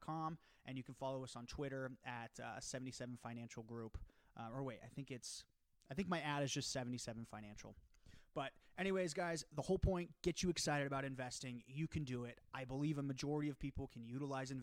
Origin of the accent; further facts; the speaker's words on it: Prescott, Arizona, United States; also born or lived in Point Loma, San Diego, California / Sacramento, California; I grew up in Prescott, went to Point Loma, ended up going to Sacramento